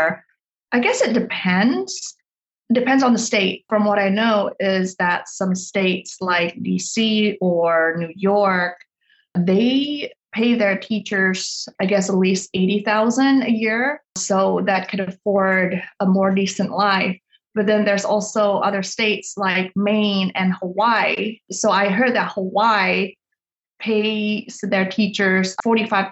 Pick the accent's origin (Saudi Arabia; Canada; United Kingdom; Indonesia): Indonesia; I grew up in Indonesia in a Chinese family